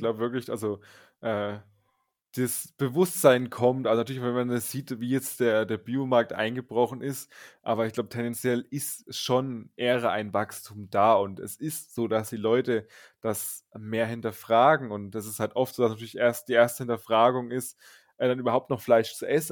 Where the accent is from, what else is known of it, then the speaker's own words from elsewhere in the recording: northernmost Bavaria, Germany; Also wir sind aus den nördlichsten Bayern und genauer gesagt, das ungefähr die Region ist das Grenzgebiet Sachsen, Thüringen, Bayern. Da sind wir ungefähr zu Hause